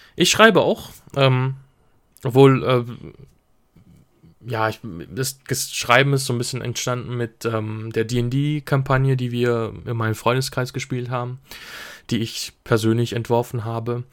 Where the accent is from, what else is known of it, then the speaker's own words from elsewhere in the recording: Switzerland; ich komme aus der Schweiz